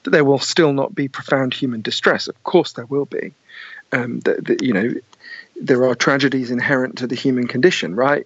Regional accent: United Kingdom; accent: Downton Abbey voice; also born or lived in East London / United States

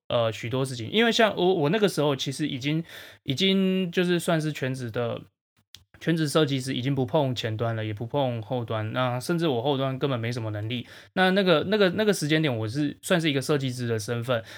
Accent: Taiwan; 对我们台湾人的定义是什么

